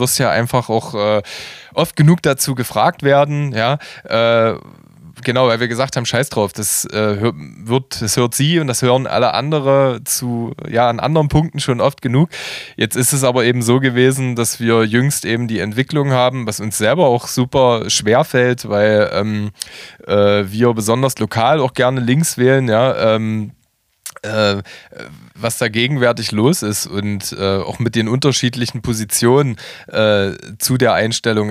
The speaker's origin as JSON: {"language": "German", "town": "Halle", "region": "Saxony-Anhalt", "country": "Germany", "tie": "born or raised there", "moved": "as an adult", "lives_now": "Leipzig, Germany", "said": "gebürtiger Hallenser und lebe ist, äh, ist seit 17 Jahren in Könnewitz"}